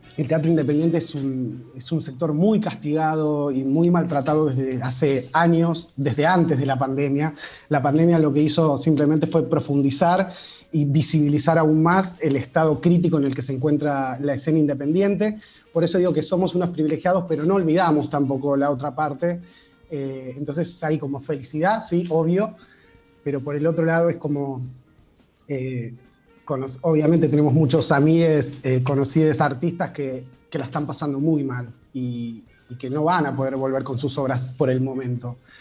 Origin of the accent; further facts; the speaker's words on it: Pergamino, Buenos Aires Province, Argentina; moved away as an adult; now in Buenos Aires, Argentina; soy de Pergamino y me vine a Buenos Aires hace 20 años a, a estudiar teatro